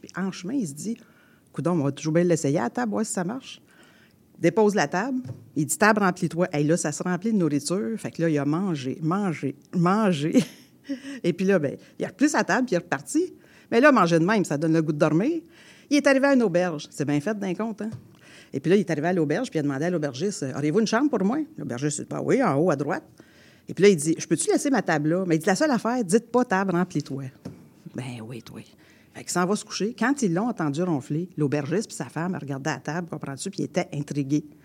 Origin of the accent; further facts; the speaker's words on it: Quebec, Canada; accent: fort québécois; Puis moi, j'ai un accent fort québécois